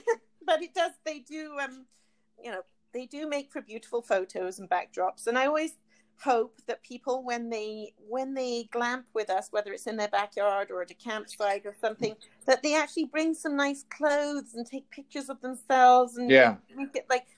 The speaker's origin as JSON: {"language": "English", "country": "United Kingdom", "said": "We're both British. We met in Calgary."}